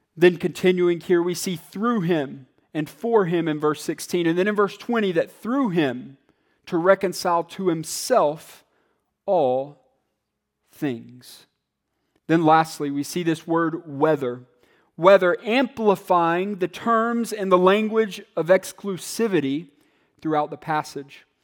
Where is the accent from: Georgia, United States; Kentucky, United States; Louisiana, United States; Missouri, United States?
Georgia, United States; Atlanta; me and other kids growing up in Atlanta